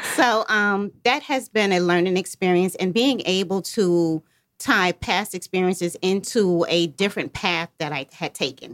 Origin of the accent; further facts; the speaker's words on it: New York, United States; moved away as an adult; now in Atlanta, United States; I'm literally from New York. I've been in Atlanta for about eight years now